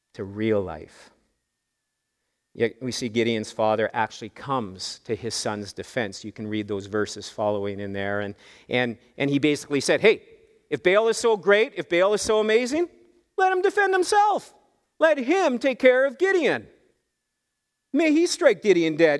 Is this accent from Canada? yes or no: yes; Canada; us Canadians